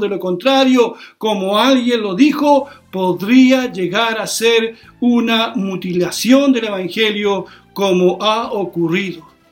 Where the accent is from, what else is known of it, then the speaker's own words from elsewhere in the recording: Chile; Somos ciudadanos de Chile